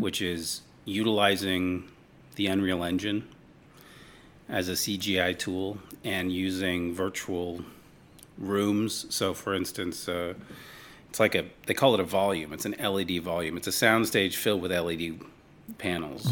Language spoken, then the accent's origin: English; Los Angeles, California, United States; I was born in Hollywood, literally in Hollywood